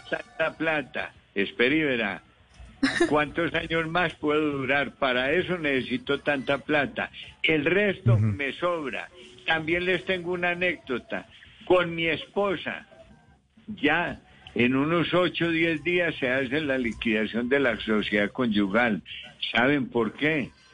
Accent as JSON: {"language": "Spanish", "country": "Colombia", "also_born_or_lived": "Medellín / Bogotá", "said": "soy el colombiano que más casas ha donado al minuto de Dios"}